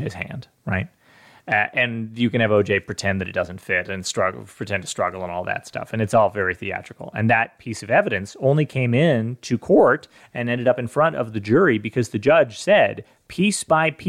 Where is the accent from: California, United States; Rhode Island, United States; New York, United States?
California, United States; I'm from California